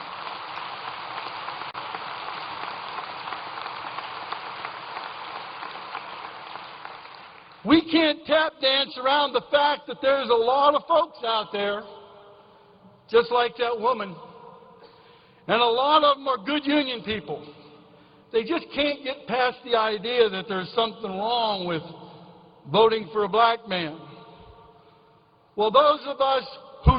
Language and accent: English; Nemacolin, Pennsylvania, United States; moved away; I went back to my hometown in Nemacolin